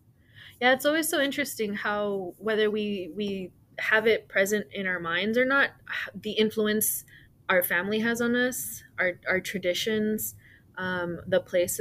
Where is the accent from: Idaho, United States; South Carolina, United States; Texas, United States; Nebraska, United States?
Texas, United States; Brownsville; I know we share that connection of being from Brownsville.